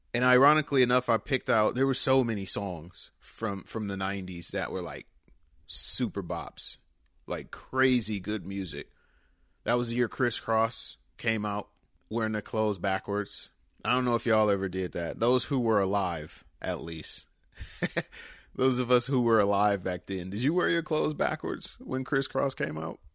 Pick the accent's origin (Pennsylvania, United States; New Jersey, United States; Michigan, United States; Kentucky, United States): Michigan, United States; Detroit; my hometown, Detroit